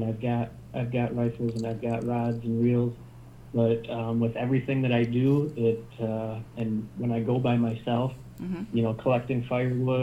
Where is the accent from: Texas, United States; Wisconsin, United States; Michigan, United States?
Michigan, United States; my home state